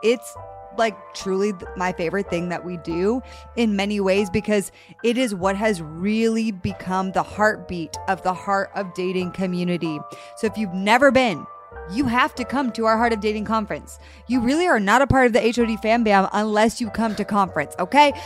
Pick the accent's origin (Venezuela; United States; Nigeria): United States; Connecticut; I grew up in Connecticut